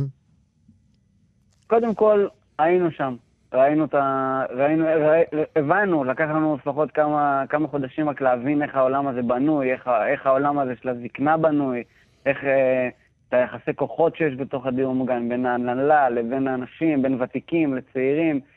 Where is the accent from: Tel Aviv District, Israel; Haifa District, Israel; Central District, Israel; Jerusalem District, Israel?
Central District, Israel; Sha'alvim; אני גדלתי בקיבוץ שלבים, במרכז הארץ